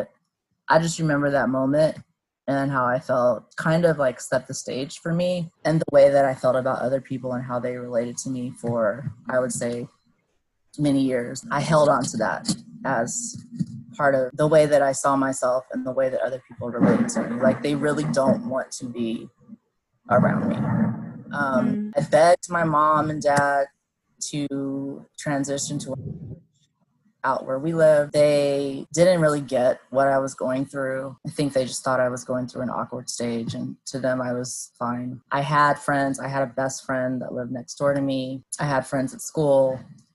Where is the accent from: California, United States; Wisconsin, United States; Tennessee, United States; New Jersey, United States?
California, United States; Claremont; I grew up in Southern California